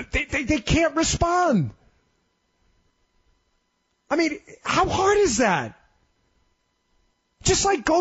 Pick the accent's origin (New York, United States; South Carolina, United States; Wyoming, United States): New York, United States; I'm a New Yorker.